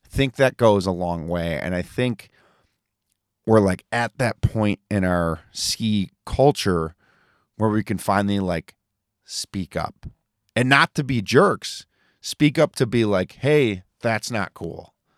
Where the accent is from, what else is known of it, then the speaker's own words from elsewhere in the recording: New York, United States; I'm from New York and I go to Vermont.